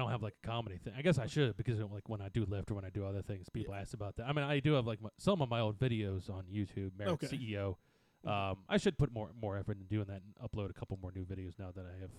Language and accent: English; United States; also born or lived in New York; now in Arlington, United States; a couple years ago, I moved to Arlington, and you know because I grew up two counties over, in the farmland